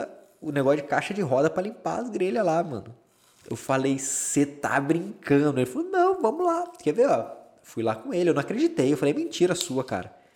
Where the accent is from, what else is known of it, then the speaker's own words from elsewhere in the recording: Campinas, São Paulo, Brazil; also born or lived in Aguaí; now in Boston, United States; É, é interior de São Paulo, Aguaí. Eu sou de Campinas, que é a cidade mais conhecida